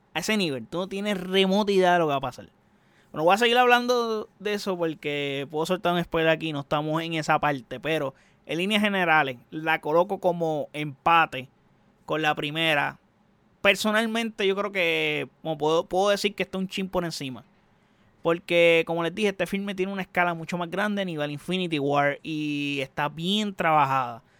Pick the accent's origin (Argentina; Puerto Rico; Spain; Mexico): Puerto Rico; soy puertorriqueño